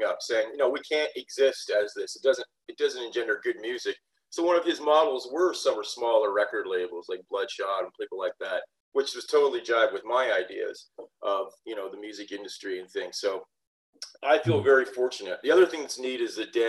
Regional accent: southwestern Ontario, Canada; we were born in the same town, the same small town in southwestern Ontario.

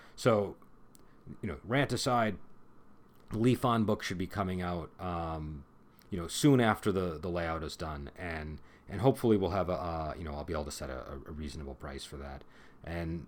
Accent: United States; I'm American

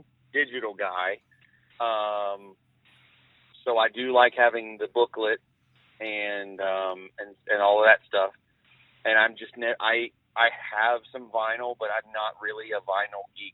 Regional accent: Georgia, United States; I'm from Georgia.

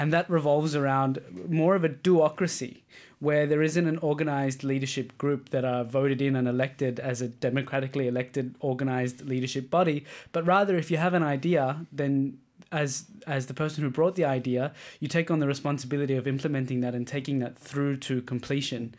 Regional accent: Australia; now in Denmark; as an Australian, we're very open

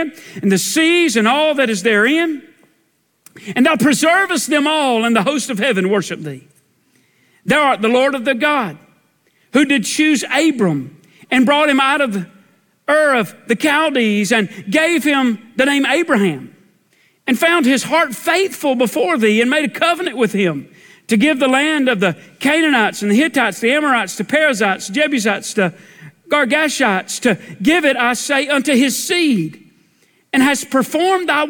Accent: Dunning Mill Hill, South Carolina, United States; I grew up on the Dunning Mill Hill

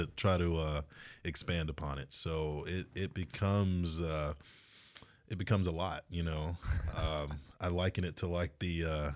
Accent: Georgia, United States; it's okay, literally right outside of Savannah.

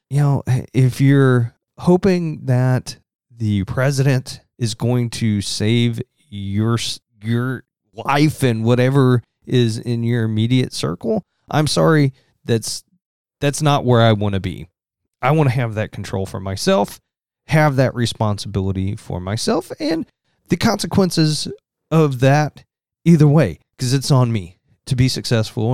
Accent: Southern Indiana, United States; accent: Southern Indiana; my Southern Indiana accent

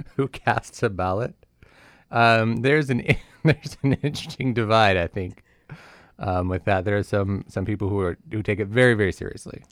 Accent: California, United States; moved away; I grew up in California

